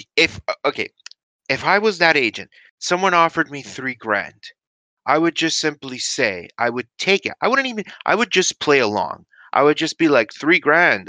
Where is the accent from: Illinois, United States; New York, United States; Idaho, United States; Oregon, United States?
New York, United States; accent: New York; now in Canada; I grew up in the States, right? I grew up from in New York. That's maybe why uh well maybe why you're hearing a well, you might recognize a bit of a New York accent